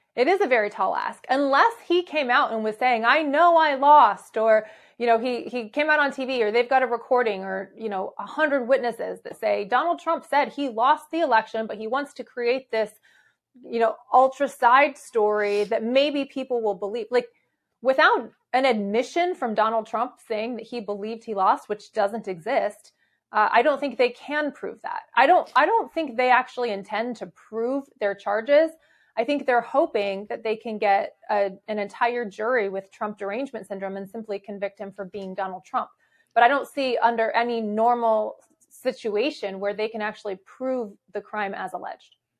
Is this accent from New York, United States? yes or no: no; Arizona, United States; also born or lived in Michigan; I was actually born in Michigan, but I was raised in Arizona